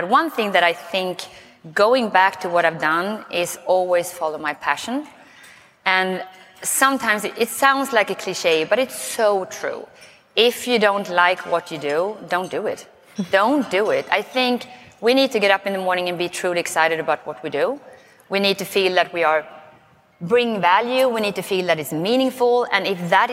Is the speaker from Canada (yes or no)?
no; Sweden; accent: Swenglish; English is a second language; moved away as an adult; now in United States; I may start with a funny accent because I'm from Sweden. So it's Swenglish